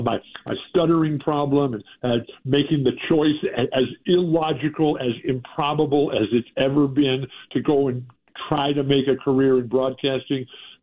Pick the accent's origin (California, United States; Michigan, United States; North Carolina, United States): California, United States; San Diego; when I first found the Boston Celtics in the early 1960s on the radio in my hometown of San Diego